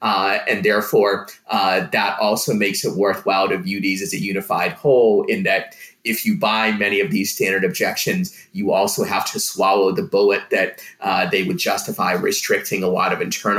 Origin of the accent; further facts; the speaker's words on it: Russia; English is a second language; now in United States; One that will jump out to most people is that I'm an immigrant myself. I'm from the Soviet Union, so I personally experienced the enormous benefits of foot voting